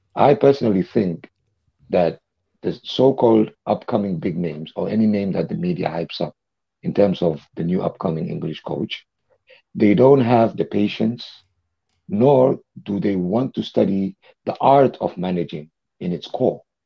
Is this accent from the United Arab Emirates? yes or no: yes; Dubai, United Arab Emirates; I was born in Dubai